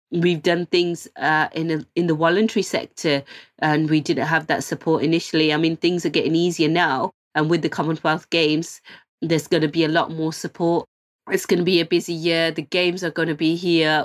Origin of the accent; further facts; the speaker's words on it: Birmingham, West Midlands, United Kingdom; I was selected as one of the fourteen hometown heroes. We're all from Birmingham